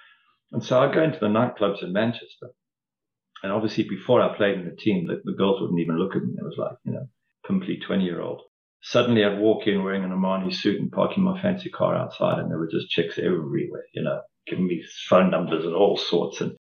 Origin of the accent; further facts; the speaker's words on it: South Africa; accent: South African; And I think over the years, my accent started to sort of become more Mancunian and less South African. So I did start to morph a little bit.